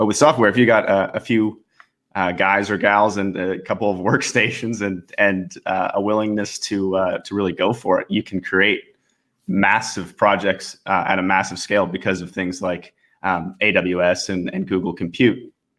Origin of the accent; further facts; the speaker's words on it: Portland, Oregon, United States; born there; also born or lived in British Columbia; So yeah, I was born in the States, actually. So I was born in Oregon, in Portland, Oregon, and moved around a bit as I grew up.